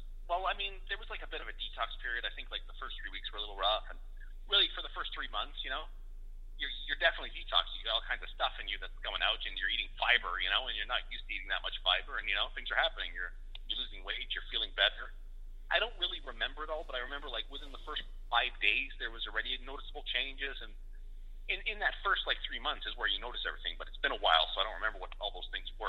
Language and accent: English; Winnipeg, Manitoba, Canada; born there; also born or lived in Western Canada; now in Edmonton, Canada; Well, I was born in Winnipeg. I've lived all over Western Canada. I'm in Edmonton now.